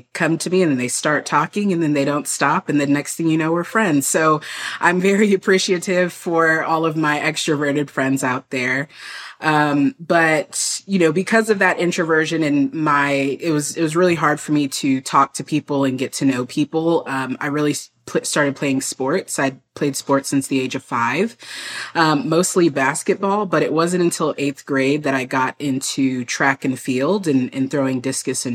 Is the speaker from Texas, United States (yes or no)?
yes; San Antonio, Texas, United States; I grew up in San Antonio, a very big military city